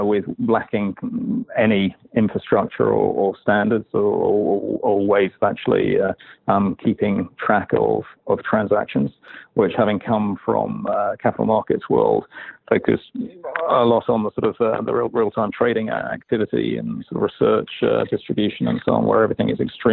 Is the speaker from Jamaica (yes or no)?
no; London, United Kingdom; moved away as an adult; now in New York, United States; Originally from London, yeah. I've been here 12 or so years.